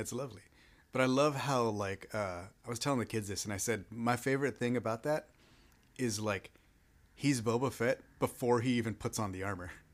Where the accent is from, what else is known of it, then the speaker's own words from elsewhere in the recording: Texas, United States; I'm a Texan